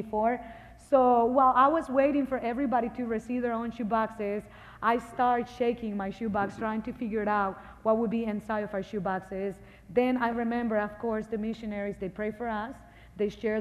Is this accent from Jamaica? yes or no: no; Honduras; moved away; I'm original from Honduras. From the day that I was born until 2 years old, I grew up in 14 different orphanages.